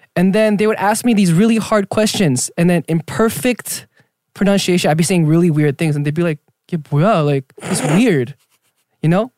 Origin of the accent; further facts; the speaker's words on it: Southern California, United States; also born or lived in Argentina; all Korean kids in South California, Southern California, they go to church